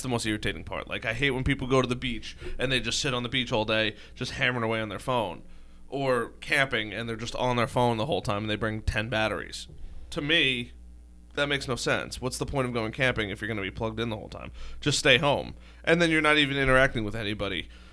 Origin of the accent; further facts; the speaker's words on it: Long Island, New York, United States; I'm from Long Island